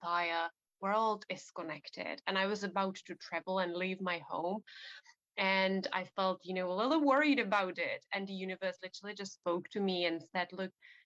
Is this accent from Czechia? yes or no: yes; Czechia; now in England; I'm originally from the Czech Republic, so from Central Europe